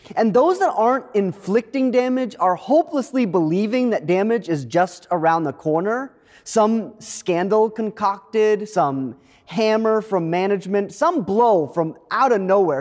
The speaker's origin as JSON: {"language": "English", "region": "Maine", "country": "United States", "tie": "born or raised there", "moved": "yes", "said": "my home state of Maine"}